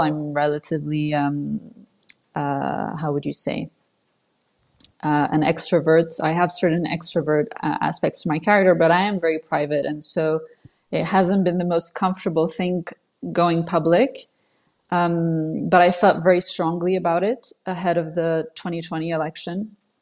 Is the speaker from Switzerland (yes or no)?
yes; Switzerland; first language French; English is a second language; she wanted to raise us in Switzerland in the West, you know, in a free country as opposed to Saudi Arabia